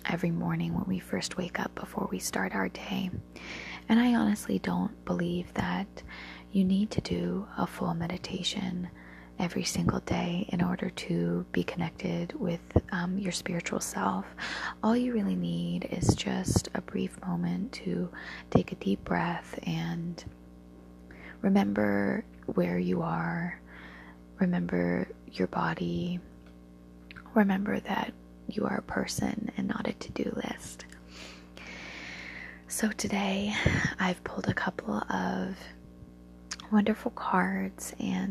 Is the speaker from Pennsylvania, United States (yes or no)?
no; Alaska, United States; growing up in a coastal town in Alaska.